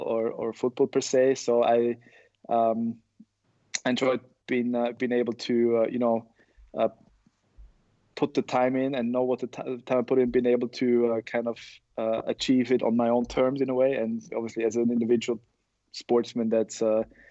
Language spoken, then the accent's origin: English; Austria; in Austria, we went more towards you know, soccer, football and basketball in my hometown